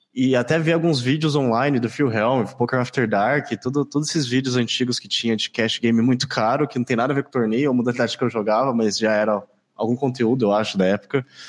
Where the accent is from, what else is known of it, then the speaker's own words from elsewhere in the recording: Campo Grande, Mato Grosso do Sul, Brazil; Eu sou de Campo Grande, capital do Mato Grosso do Sul